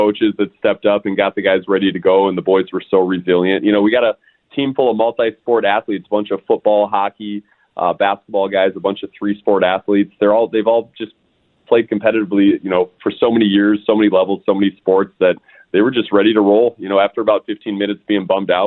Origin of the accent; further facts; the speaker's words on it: St. Louis Park, Minnesota, United States; also born or lived in Arizona; I'm born and raised in St. Louis Park, moved away, lived in Arizona for 4 years, then came back